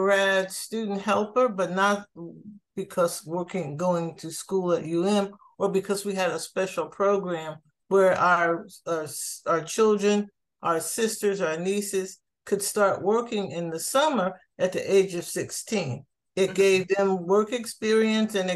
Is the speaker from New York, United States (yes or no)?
no; New Jersey, United States; moved away as an adult; now in Miami, United States; I grew up in New Jersey